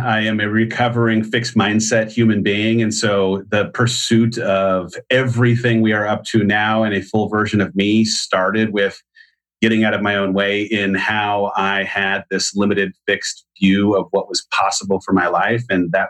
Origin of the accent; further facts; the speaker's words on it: San Clemente, California, United States; now in Austin, United States; San Clemente, California.